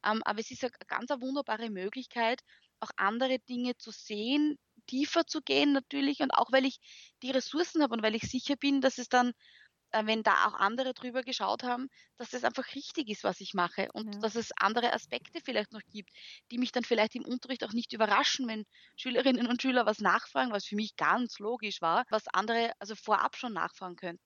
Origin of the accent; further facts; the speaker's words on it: Graz, Styria, Austria; first language German; man hört es auch, ich komme aus Österreich, äh, bin Grazerin